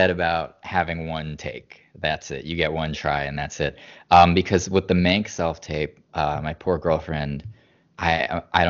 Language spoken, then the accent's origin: English; Boston, Massachusetts, United States; moved away; we're both from the Boston area